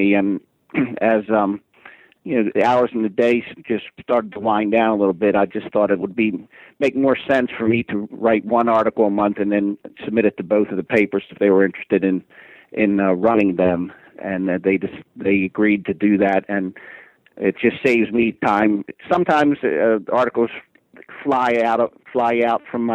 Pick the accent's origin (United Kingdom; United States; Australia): United States; Bel Air, Maryland; Air, Maryland, which is actually my hometown